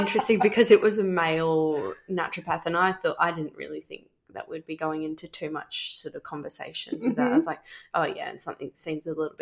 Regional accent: Hervey Bay, Queensland, Australia; I grew up in Hervey Bay, which is in Queensland

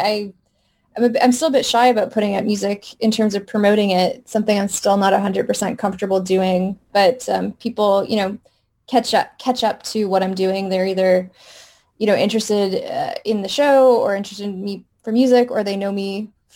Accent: Southern California, United States; moved away; also born or lived in Del Mar; I grew up in Southern California, and I very much miss Christmas in California

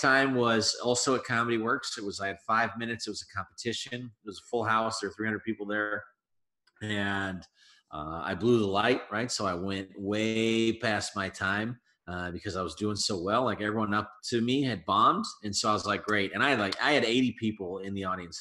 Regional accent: Colorado, United States; moved away as an adult; now in Chicago, United States; So I'm born and raised in Colorado, and I moved out here about 4.5 years ago to Chicago

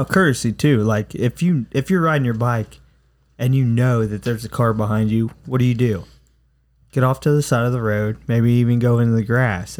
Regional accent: United States; as American citizens

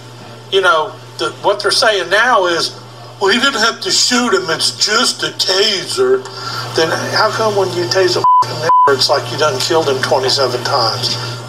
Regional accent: Ohio, United States; we're from Ohio

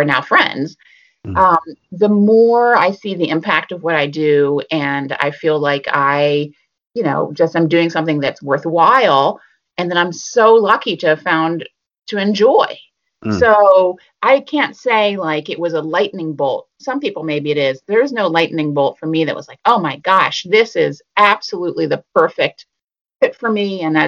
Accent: Philadelphia, Pennsylvania, United States; moved away as an adult; also born or lived in Boston; I was living in Boston, and I'm from Philadelphia.

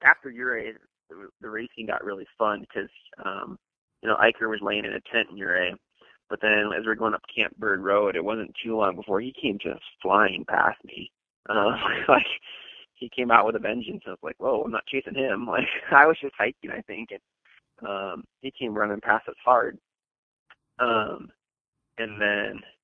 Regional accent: Wisconsin, United States; moved away; I grew up in Wisconsin

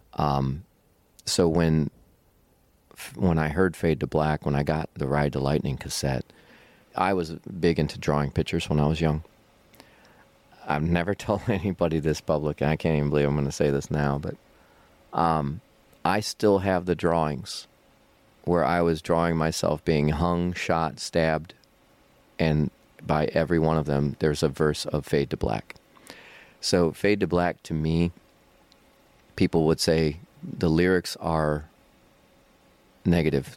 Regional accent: Cleveland, Ohio, United States; now in Akron, United States; my hometown is Cleveland, Ohio, but I live in Akron, about an hour south of Cleveland right now.

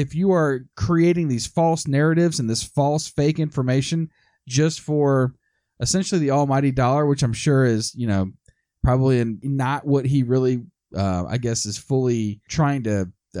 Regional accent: United States; I'm an American

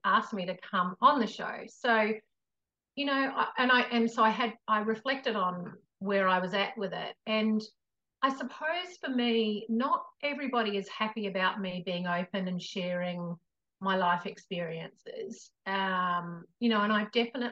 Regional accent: New Zealand; I come from New Zealand as well.

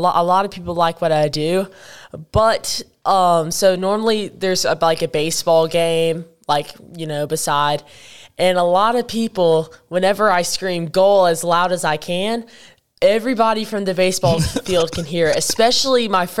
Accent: United Kingdom; accent: British; But I don't really know how I feel about my British accent.

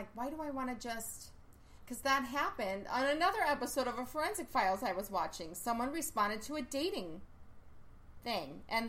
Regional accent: Villa Park, United States; I grew up in Villa Park

